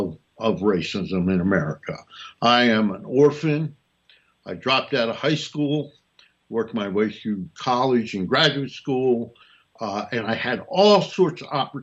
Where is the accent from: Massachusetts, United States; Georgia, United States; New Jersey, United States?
New Jersey, United States; Newark; also born or lived in Montgomery County, Maryland; now in Washington, D.C., United States; And I used to go back to my hometown of Newark, New Jersey